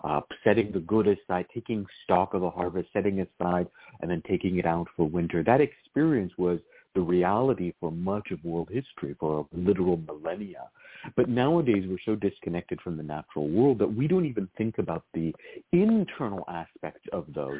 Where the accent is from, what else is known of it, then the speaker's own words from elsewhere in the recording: Virginia, United States; I grew up in Virginia